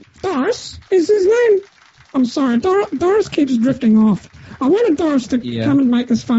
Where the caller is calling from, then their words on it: Melbourne, Victoria, Australia; I'm calling from Happy Hour Retirement Village in Melbourne.